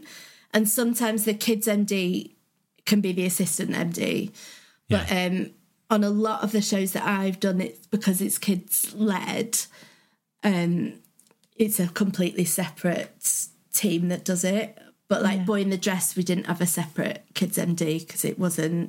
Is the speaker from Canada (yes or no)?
no; the north of England, United Kingdom; accent: northern; my accent went a bit northern